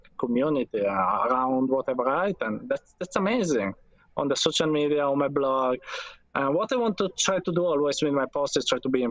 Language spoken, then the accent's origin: English; Turin, Piedmont, Italy; I'm from Italy, from Turin, that is in the northwest from Italy, of Italy